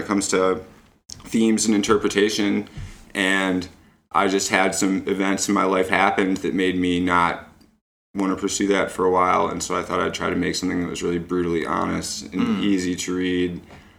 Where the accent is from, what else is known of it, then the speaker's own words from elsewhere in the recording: Toledo, Ohio, United States; also born or lived in Detroit; I grew up in Toledo, Ohio